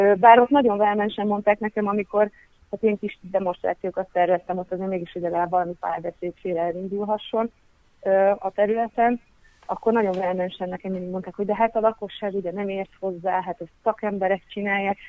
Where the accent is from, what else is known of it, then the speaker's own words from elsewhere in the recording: Hungary; now in Budapest, Hungary; a Szegeden, az történetesen az én szülőfalum